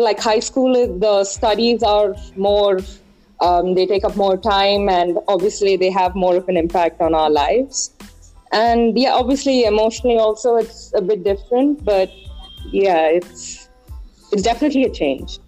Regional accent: Bangalore, Karnataka, India; I was born in Bangalore, and I study in Kumar- uh, Sri Kumaran's Children's Home in Bangalore.

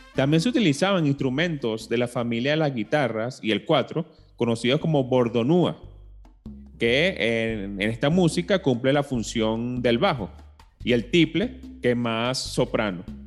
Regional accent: Venezuela; nosotros como venezolanos eh, siempre escuchábamos, bueno, desde chiquito el cuatro venezolano

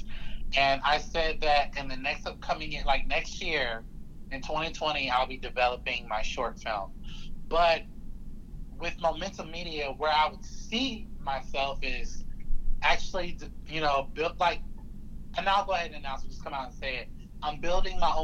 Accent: Pensacola, Florida, United States; Pensacola is my hometown

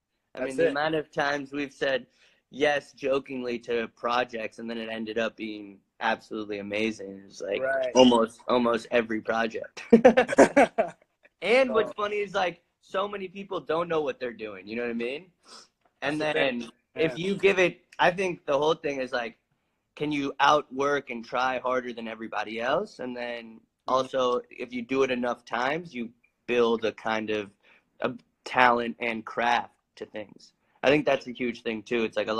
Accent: New York City, New York, United States; born there; Yeah, I was born in New York City. My mom is from Spain, and my dad is from Ireland. And they had both moved to America to try to, you know, the American dream, I think.

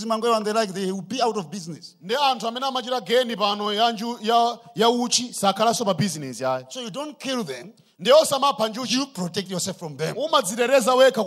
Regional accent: Malawi; I come from the Mozambique border

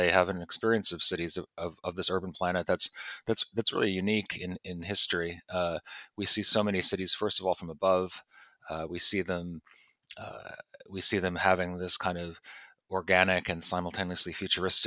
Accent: Pittsfield, Massachusetts, United States; also born or lived in New York; now in London, United Kingdom; the Housatonic, this river in Pittsfield that I grew up along

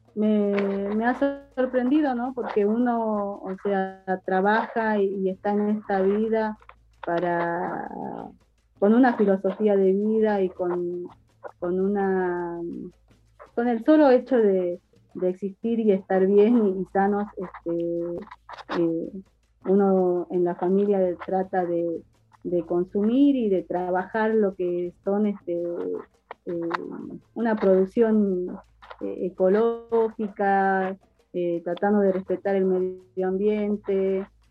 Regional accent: San Carlos, Salta, Argentina; yo soy del paraje del Vallar a tres kilómetros del pueblo

